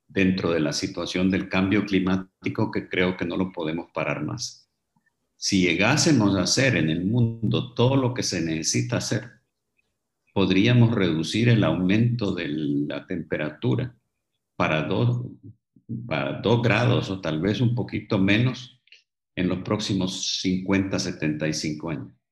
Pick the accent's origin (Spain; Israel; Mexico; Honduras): Honduras; moved away as an adult; also born or lived in England; Tuve que salir de Honduras, tuve que ir a estudiar en el extranjero y me quedé ahí trabajando durante muchos años.